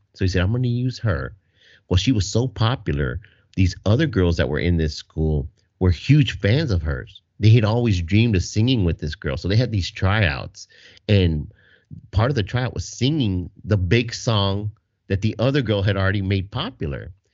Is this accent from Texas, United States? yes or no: yes; Texas, United States; I'm from Texas